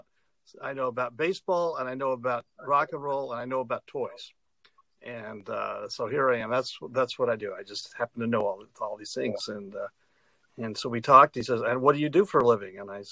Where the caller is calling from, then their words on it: Chicago, Illinois, United States; I'm calling you from Chicago, where I live in downtown Chicago. And I see I'm in the basement of my house that was built in 1886